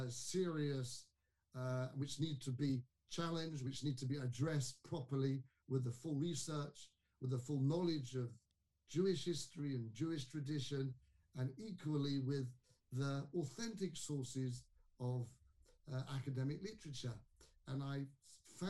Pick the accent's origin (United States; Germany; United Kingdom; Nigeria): United Kingdom; London; moved away; I was brought up in London, in a town called Kingsbury, one of the suburbs of London.